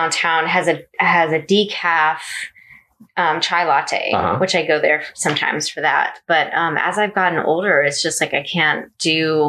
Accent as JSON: {"language": "English", "region": "Northern Virginia", "country": "United States", "tie": "born or raised there", "said": "I grew up outside of Washington, D.C. in Northern Virginia."}